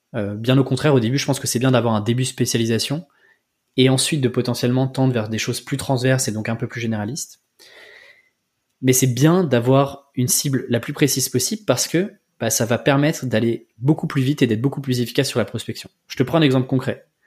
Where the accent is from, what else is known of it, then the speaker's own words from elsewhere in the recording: Breton, Brittany, France; je suis breton.